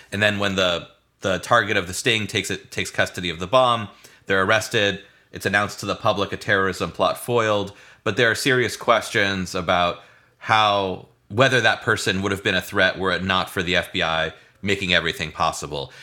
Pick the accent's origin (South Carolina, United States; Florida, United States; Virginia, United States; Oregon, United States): Florida, United States; St. Petersburg; I grew up in Saint Petersburg, Florida